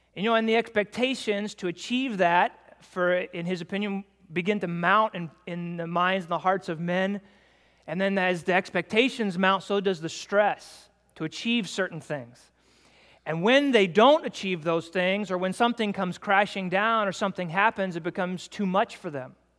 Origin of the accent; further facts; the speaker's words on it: United States; I'm an American man myself